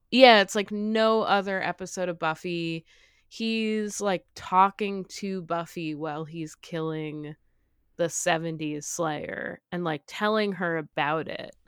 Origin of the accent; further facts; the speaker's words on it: New England, United States; I grew up in New England